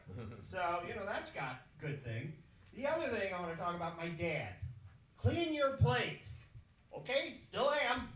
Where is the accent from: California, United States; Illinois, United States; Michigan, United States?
Michigan, United States; Flint; I grew up in Flint, Michigan